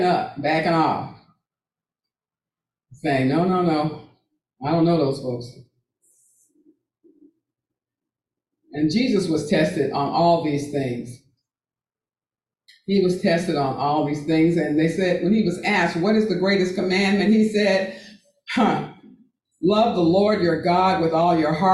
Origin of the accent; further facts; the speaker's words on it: Texas, United States; moved away; my home state of Texas